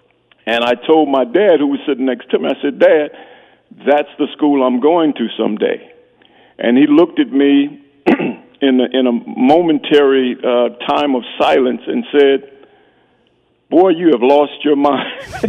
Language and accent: English; Greensboro, North Carolina, United States; now in Whittier, United States; I grew up in Greensboro, North Carolina